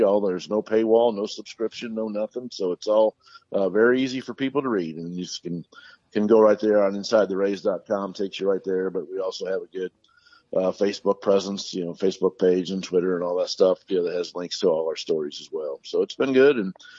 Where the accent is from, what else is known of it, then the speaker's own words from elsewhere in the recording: Indiana, United States; moved away as an adult; now in Tampa Bay area, United States; I was born and raised in Indiana, went to school at Indiana University